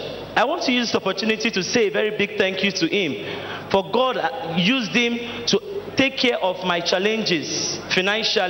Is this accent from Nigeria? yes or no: yes; Delta, Nigeria; now in Lagos, Nigeria; I am from Delta State.